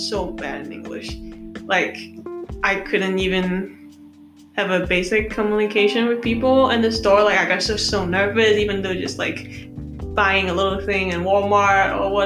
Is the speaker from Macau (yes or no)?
yes; Macau; also born or lived in Australia; now in United States; I come from Macau.